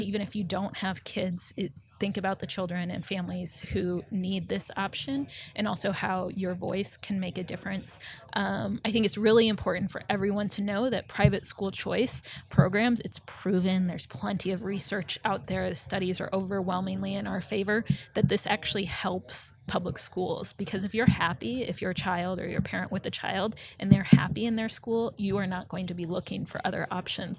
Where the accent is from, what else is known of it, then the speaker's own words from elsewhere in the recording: Omaha, Nebraska, United States; moved away as an adult; also born or lived in New Orleans / Northern Virginia; I went back to my hometown of Omaha